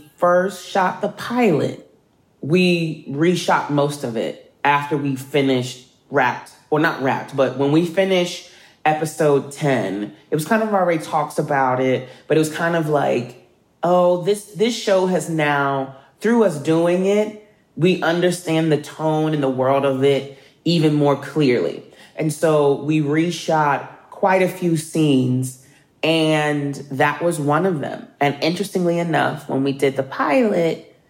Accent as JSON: {"language": "English", "town": "Philadelphia", "region": "Pennsylvania", "country": "United States", "tie": "born or raised there", "said": "someone who born and raised in Philadelphia"}